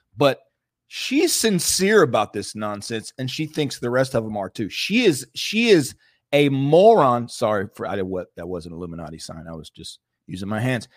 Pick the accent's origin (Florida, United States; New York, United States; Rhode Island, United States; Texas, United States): Florida, United States; North; I, I grew up in North Florida